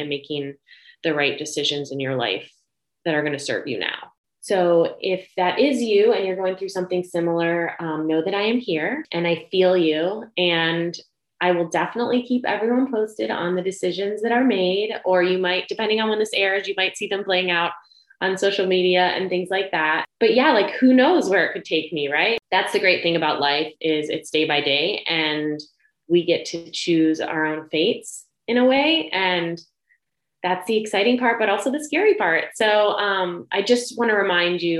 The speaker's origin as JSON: {"language": "English", "region": "Ohio", "country": "United States", "moved": "yes", "said": "I'm from Ohio"}